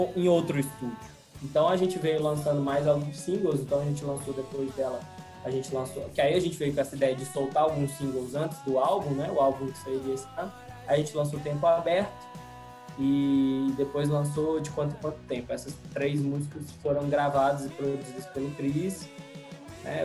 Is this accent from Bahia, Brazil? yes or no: no; Ponto Baixo, Minas Gerais, Brazil; also born or lived in São João del-Rei / Divinópolis; now in Belo Horizonte, Brazil; morei em São Del Rey, sou de Ponto Baixo, eu morei em Divinópolis